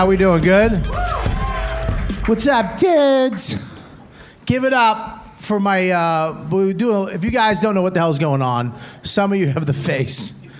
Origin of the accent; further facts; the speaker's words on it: Boston, Massachusetts, United States; moved away as an adult; now in New York, United States; I'm New York, but I'm originally from Boston.